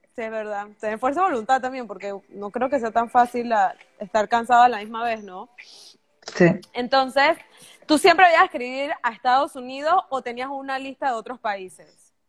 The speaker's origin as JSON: {"language": "Spanish", "town": "Bugaba", "region": "Chiriquí", "country": "Panama", "also_born_or_lived": "United States", "said": "yo soy de Chiriquí"}